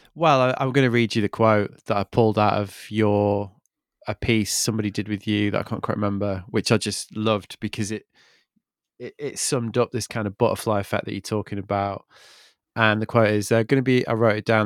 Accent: Manchester, North West England, United Kingdom; I'm from Manchester

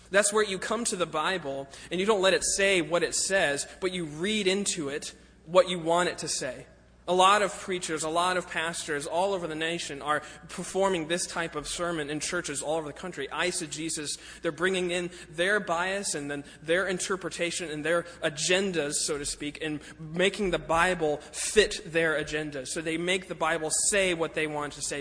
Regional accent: Lakeland, Florida, United States; moved away; I was born in Lakeland

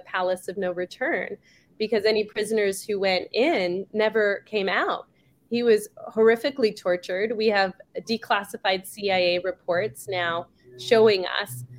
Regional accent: Canada; now in Scottsdale, United States; my family is Jewish Iraqi, and I was born in Canada

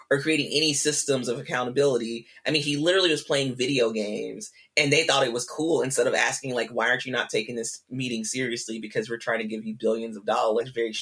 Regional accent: Mississippi, United States; I'm from Mississippi.

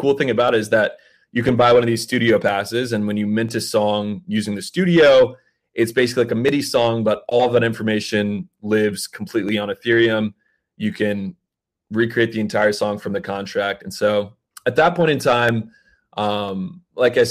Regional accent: Atlanta, Georgia, United States; We're all from Atlanta

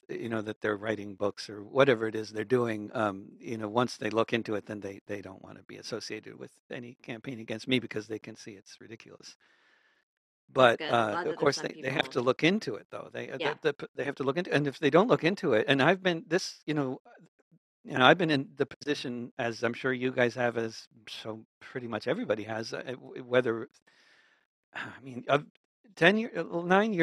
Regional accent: New York, United States; I grew up among Jews in New York

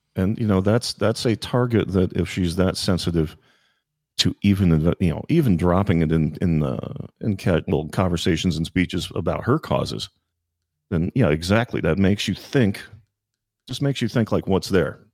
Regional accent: Virginia, United States; moved away as an adult; also born or lived in Washington, D.C.; I grew up on the other side of the river in, uh, uh, Virginia

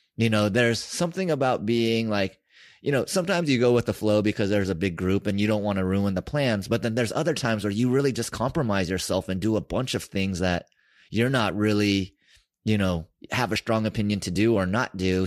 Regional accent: San Francisco, California, United States; I grew up in San Francisco

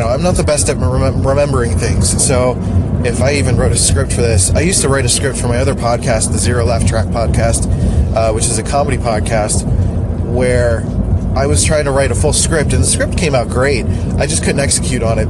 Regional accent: Philadelphia, Pennsylvania, United States; Philly, my hometown

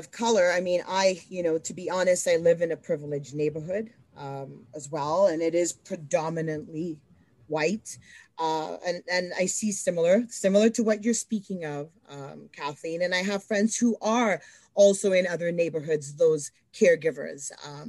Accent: Edmonton, Alberta, Canada; even though Canada's home, I'm Canadian. I've always lived in Edmonton.

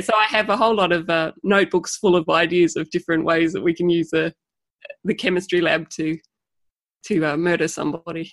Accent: Tasmania, Australia; I hope you can understand my accent. I come from Tasmania

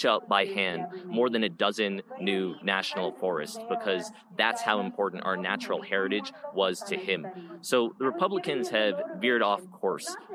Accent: Colorado, United States; I was born and raised here in Colorado.

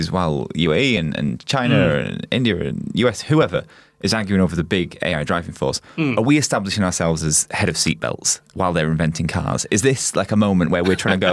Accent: United Kingdom; I say that as a British person

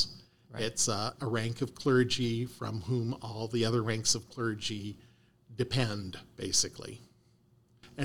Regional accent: Canada; also born or lived in Ohio / Cincinnati; now in Arizona, United States; I'm a dual citizen. I was born and raised in Canada.

